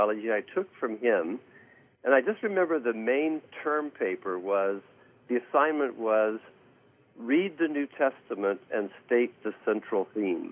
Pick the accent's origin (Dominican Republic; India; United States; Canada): United States; Santa Barbara, California; moved away as an adult; also born or lived in Massachusetts; I grew up in the Santa Barbara area